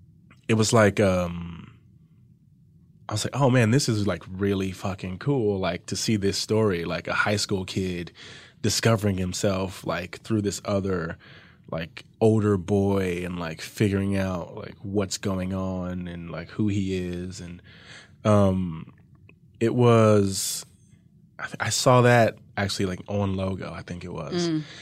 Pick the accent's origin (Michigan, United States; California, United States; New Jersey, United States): California, United States; Compton; born or raised there